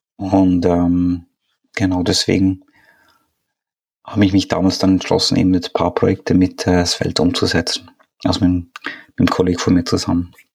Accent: Switzerland; now in Austria; wohne in Österreich, ähm, bin ursprünglich Schweizer

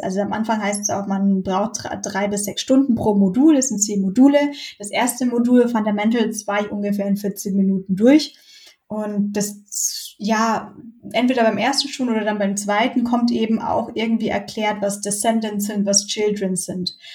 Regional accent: Bayreuth, Bavaria, Germany; moved away as an adult; also born or lived in Munich; das hat es halt in Bayreuth gegeben, wo ich herkomme

